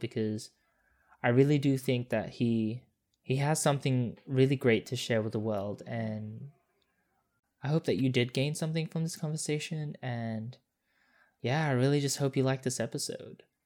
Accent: Perth, Western Australia, Australia; moved away as an adult; also born or lived in Singapore; now in Sydney, Australia; I grew up in Singapore for four years, then, like, Perth, like, pretty much until, like, two years ago.

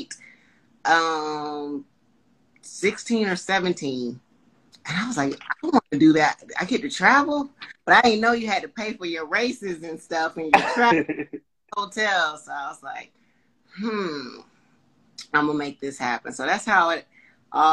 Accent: Panama City, Florida, United States; now in Charlotte, United States; My hometown is Panama City, Florida.

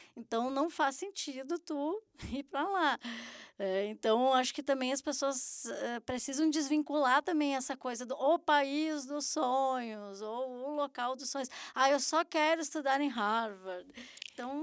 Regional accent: Brazil; moved away; como brasileiros

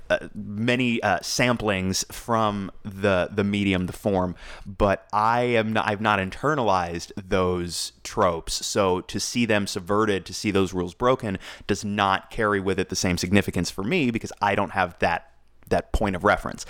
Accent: United States; I am an American

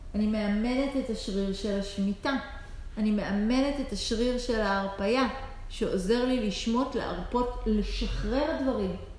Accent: Israel; אנחנו במיוחד ישראלים

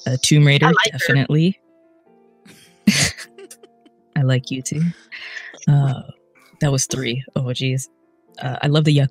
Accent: Edmonton, Alberta, Canada; BioWare is in my hometown

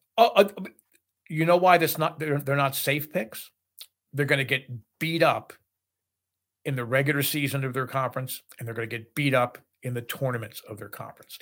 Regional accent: New Jersey, United States; now in Pittsburgh, United States; I grew up in New Jersey

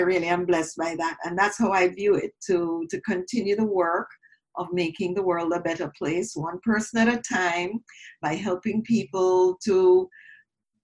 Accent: Jamaica; moved away as an adult; now in Toronto, Canada; growing up in Jamaica, I grew up in a predominantly

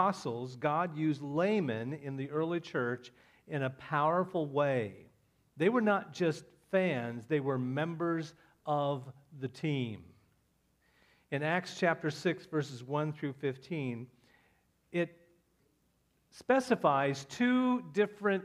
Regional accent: Indiana, United States; also born or lived in Iowa; now in Florida, United States; I'm from Indiana

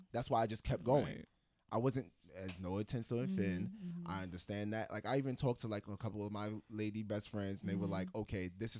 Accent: the South, United States; moved away; also born or lived in New York; I also kind of grew up in the South

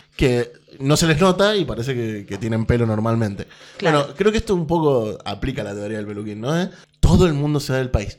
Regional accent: Argentina; ser argentino

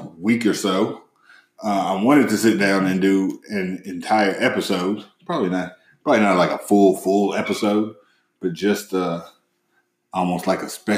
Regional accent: the South, United States; Growing up in the South as a black man

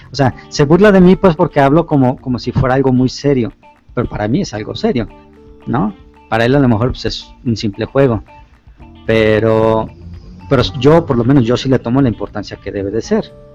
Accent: Guadalajara, Jalisco, Mexico; yo soy de aquí, de Guadalajara, Jalisco, México

